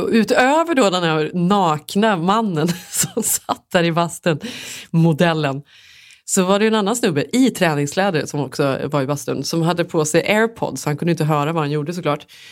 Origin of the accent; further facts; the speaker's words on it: Sweden; moved away; som svensk